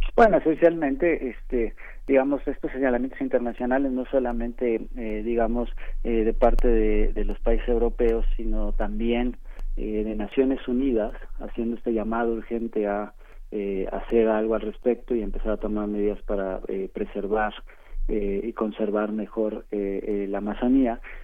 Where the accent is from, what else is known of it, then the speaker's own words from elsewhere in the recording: Mexico; como mexicanos